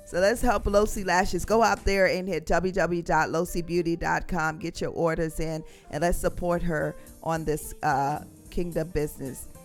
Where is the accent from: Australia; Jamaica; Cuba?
Jamaica; I'm from Jamaica